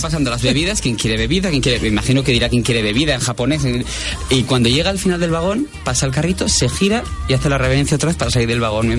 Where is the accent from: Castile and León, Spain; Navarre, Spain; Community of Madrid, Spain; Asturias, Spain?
Navarre, Spain; Pamplona; yo por ejemplo soy de Pamplona